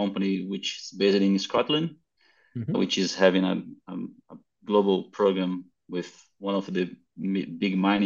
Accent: South Brazil, Brazil; also born or lived in Queensland, Australia; I'm in Australia by now, but I'm coming from Brazil, from South Brazil.

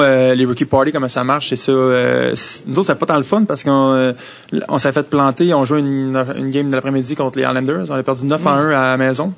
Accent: Quebec, Canada; accent: French; first language French; moved away as an adult; also born or lived in Philadelphia

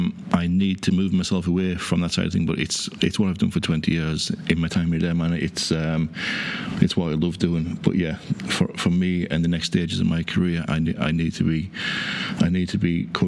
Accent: North West England, United Kingdom; accent: Cumbrian; now in Ireland; any time I go home, I'm always being accused of being Irish. No, that there's a twang there, but no, I still have that Cumbrian twang. Lake District would be very similar to Kerry, Killarney area.

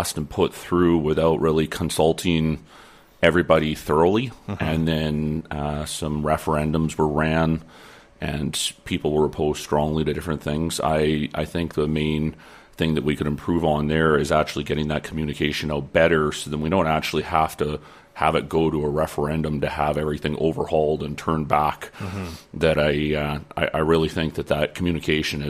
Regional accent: Lower Mainland, British Columbia, Canada; now in Peace River region, Canada; I was originally from the Lower Mainland. I grew up there, and I grew up in 4-H

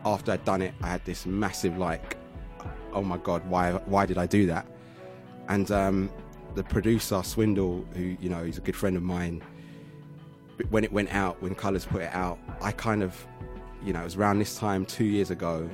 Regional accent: London, United Kingdom; I'm from Southeast London. I want them to know I'm from Catford

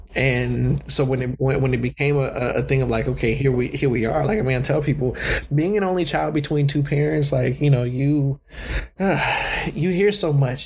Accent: California, United States; also born or lived in Southern United States

